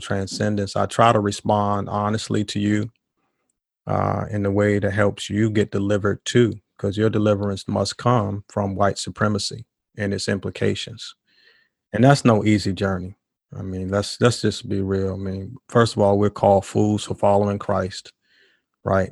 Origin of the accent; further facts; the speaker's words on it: Washington, District of Columbia, United States; moved away as an adult; now in Durham, United States; I grew up in Washington, D C